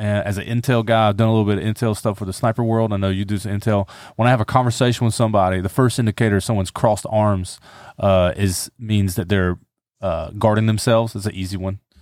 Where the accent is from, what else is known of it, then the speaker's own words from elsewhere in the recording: the South, United States; I grew up in the South, so, you know, the Bible Belt